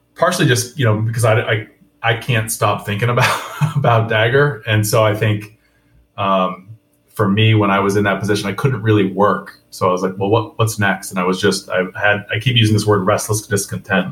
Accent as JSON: {"language": "English", "region": "Vermont", "country": "United States", "moved": "yes", "lives_now": "Atlanta, United States", "said": "I'm I'm from Vermont"}